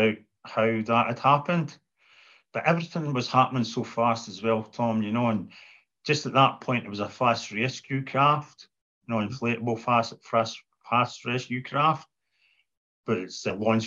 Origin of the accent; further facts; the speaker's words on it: half an hour from Aberdeen, Scotland, United Kingdom; hospital in Aberdeen Royal Infirmary, which was only take me half an hour from my hometown